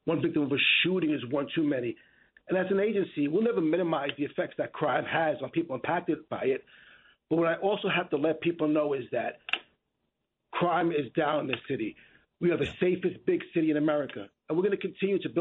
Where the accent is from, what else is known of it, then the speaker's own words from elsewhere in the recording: New York City, New York, United States; as a kid growing up in the Bronx as a teenager in the 80s